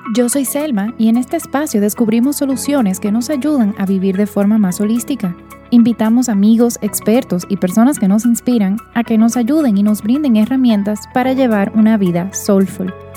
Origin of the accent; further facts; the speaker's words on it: Dominican Republic; now in Panama; yo soy dominicana, aunque vivo aquí en Panamá